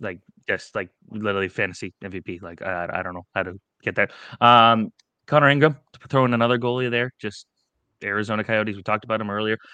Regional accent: Toronto, Ontario, Canada; we're from Toronto

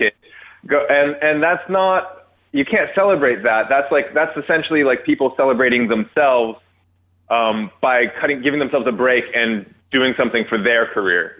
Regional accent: Toronto, Ontario, Canada; I was born in North York

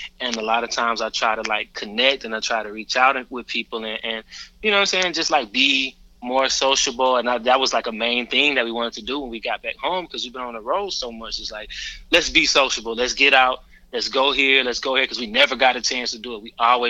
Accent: Atlanta, Georgia, United States; we're from Atlanta. Born and raised

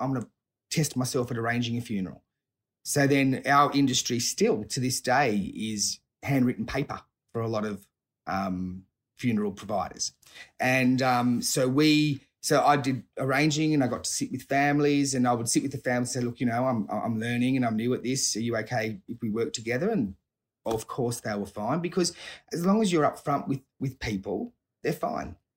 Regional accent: Sydney, New South Wales, Australia; I grew up, um, around, in Sydney, so, uh, grew up around South Hurstville and, and, and, and Southern Sydney, so still, still residing in the area.

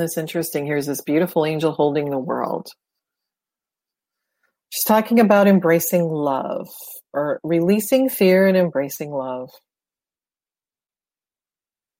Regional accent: Detroit, Michigan, United States; Growing up in Detroit, I went to Canada a lot

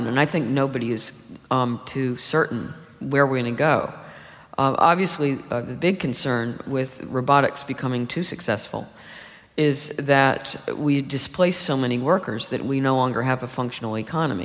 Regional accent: United States; when I was growing up in the United States

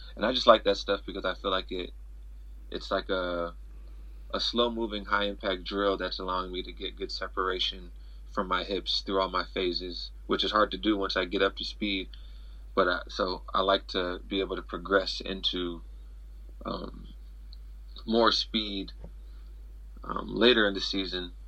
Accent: near Mt. SAC, California, United States; 30 minutes from my hometown, so it's like a home meet for me

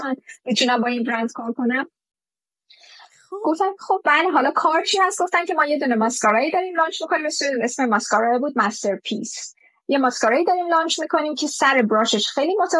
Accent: Iran; now in Dubai, United Arab Emirates

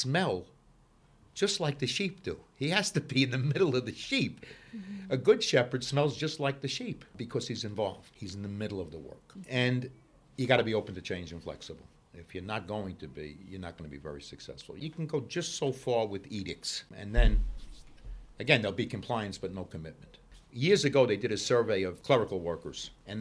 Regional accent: New York City, New York, United States; I grew up in Brooklyn

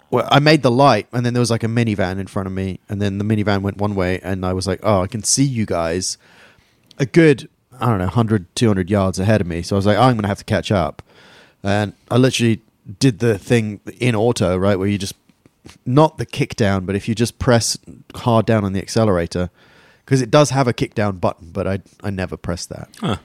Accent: England, United Kingdom; moved away; I'm English and repressed.

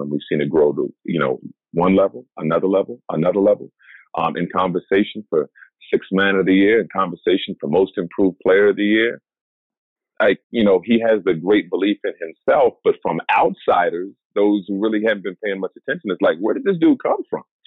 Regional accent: Indianapolis, Indiana, United States; moved away as an adult; now in New York, United States; I grew up in Indy for like my first thirty plus years

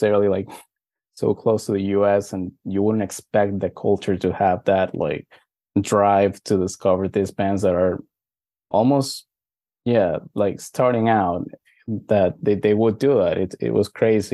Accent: Venezuela; also born or lived in Miami, Florida; now in United States; I was born in Venezuela. It's only now that I'm living here in the States

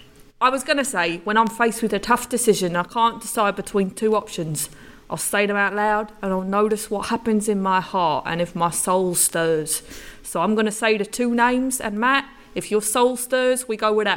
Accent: England, United Kingdom; No, I've not been in jail in my home country, England.

